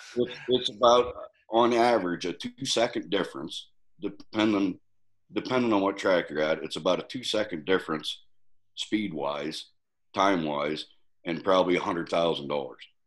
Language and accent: English; Pennsylvania, United States; being from Pennsylvania